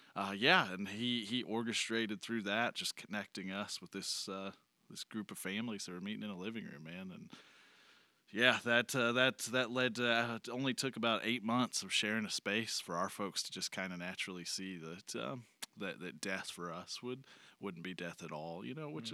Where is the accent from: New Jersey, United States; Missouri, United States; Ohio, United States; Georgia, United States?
Missouri, United States; Joplin; moved away; I came from Joplin. Uh, spent a lot of a lot of time in Joplin as a kid